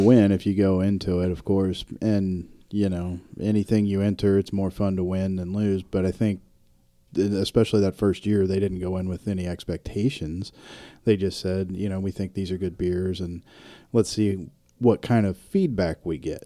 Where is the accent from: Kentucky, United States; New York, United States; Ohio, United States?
Kentucky, United States; my home state